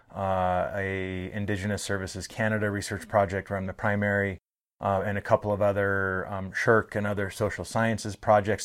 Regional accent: Bellingham, Washington, United States; moved away as an adult; also born or lived in St. Mary's Indian Reserve; I grew up in Bellingham, Washington, where I knew I was not a coastal native person

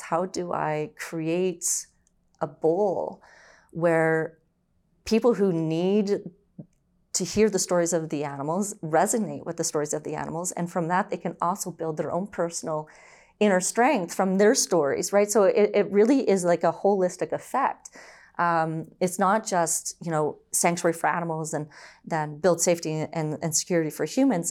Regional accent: Brampton, Ontario, Canada; also born or lived in Orangeville, Ontario; I was born and raised in Ontario, so I was born in Orangeville, and then eventually we moved, um, to Brampton.

